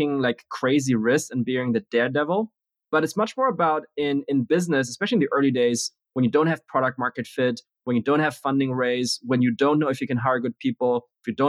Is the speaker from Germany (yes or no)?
yes; Germany; also born or lived in Beijing, China / Berlin / Munich / United States; moved to Germany when I was six, spent most of my time in a mix of Berlin and Munich